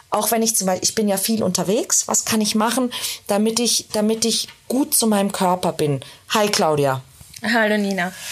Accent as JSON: {"language": "German", "country": "Austria", "said": "Ich komme aus Österreich, da ist die Wurstsemmel"}